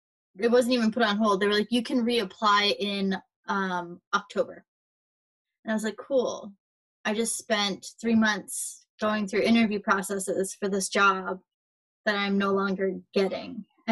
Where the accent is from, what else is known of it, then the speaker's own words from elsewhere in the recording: Baltimore, Maryland, United States; So I'm from Baltimore.